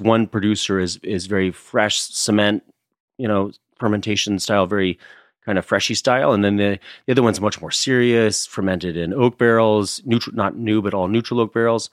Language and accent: English; Ohio, United States; I'm from Ohio